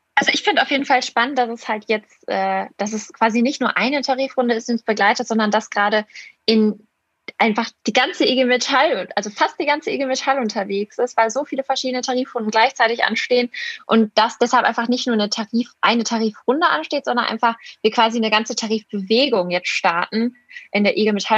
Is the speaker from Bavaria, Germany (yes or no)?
no; Essen, North Rhine-Westphalia, Germany; bin 21 Jahre alt und ich komme aus Essen, ähm, habe dann duales Studium gemacht und äh, wohne und arbeite immer noch hier